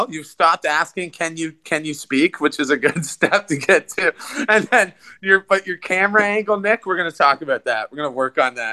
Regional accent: Puerto Rico; They didn't know that that exists. I'm from

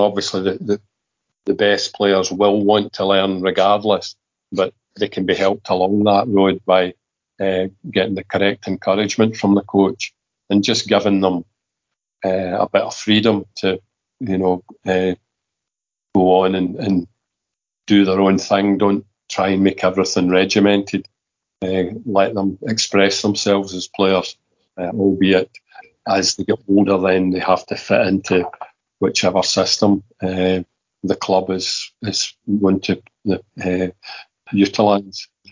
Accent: Kilmarnock, Scotland, United Kingdom; I was brought up in Kilmarnock and I was brought up supporting Kilmarnock

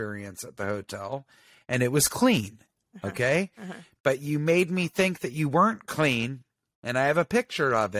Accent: the South, United States; I was raised in the South

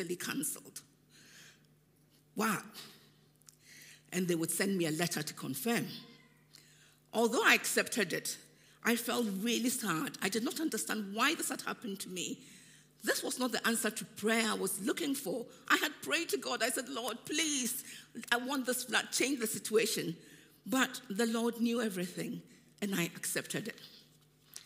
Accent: Ghana; moved away; When I was growing up in Ghana

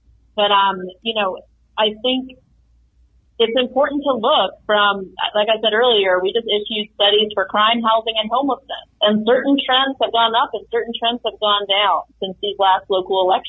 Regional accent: Virginia, United States; now in Colorado, United States; my home state of Virginia

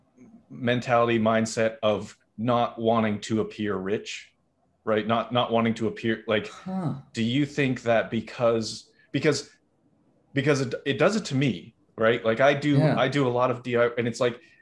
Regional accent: Massachusetts, United States; I'm from Massachusetts

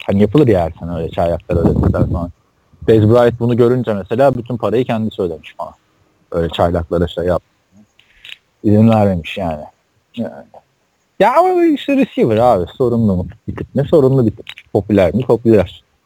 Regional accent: Istanbul, Turkey; International Hospital'a, Bakırköy'deki. Daha sonra orada doğdum ben

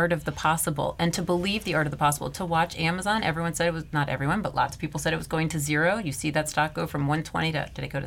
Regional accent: Washington, District of Columbia, United States; I'm from Washington, D.C., a suburb outside of it originally.

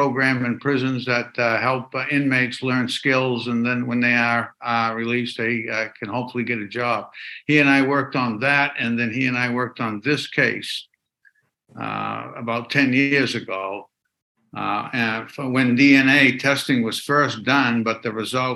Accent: Waterville, Maine, United States; I've been specializing as an elder law attorney here in my hometown of Waterville, Maine

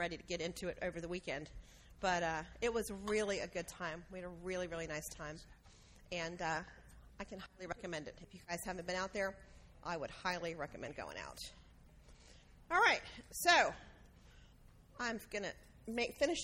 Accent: the South, United States; we're from the South

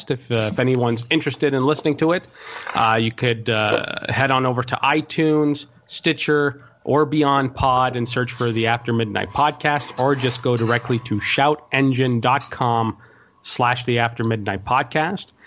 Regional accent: Montreal, Quebec, Canada; Um, well, I'm from Montreal, Quebec, Canada, born and raised, uh, about 36.

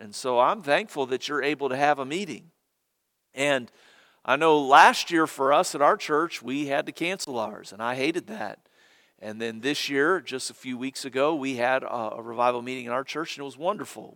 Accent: Cincinnati, Ohio, United States; moved away; I was born in Cincinnati and grew up there

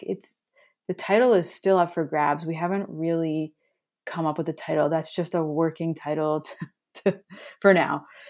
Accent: Toronto, Ontario, Canada; moved away as an adult; also born or lived in Montreal; now in Thunder Bay, Canada; I grew up in Toronto, downtown, and I was there until about eighteen, and then I lived in Montreal for a few years

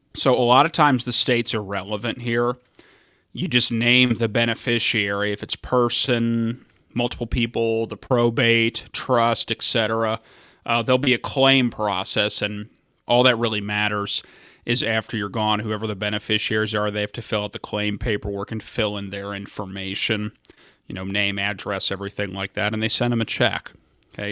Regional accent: Fort Thomas, Kentucky, United States; now in Ohio, United States; the home that I grew up in in Fort Thomas, Kentucky

